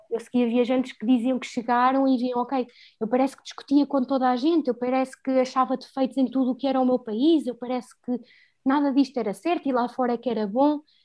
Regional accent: Fundão, Centro, Portugal; moved away as an adult; also born or lived in Lisbon; Eu adoro o Fundão, adoro a minha terra

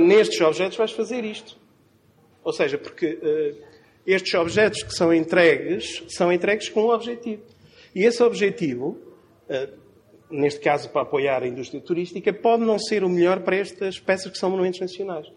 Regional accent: Chaves, Norte, Portugal; accent: Trás-os-Montes; Na minha terra, o Sr. Trás-Montes, já devem ter percebido pela pronúncia

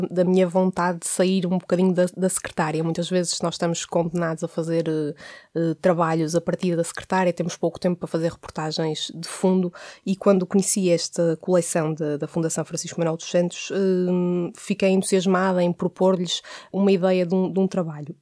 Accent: Porto, Norte, Portugal; aquele território acaba por ser também um território onde eu cresci.

